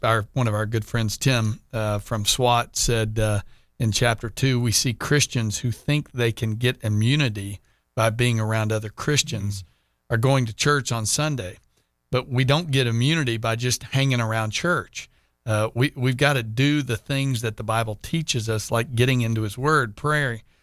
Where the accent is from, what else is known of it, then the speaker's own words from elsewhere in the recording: Texas, United States; now in Jacksonville, United States; being a Texan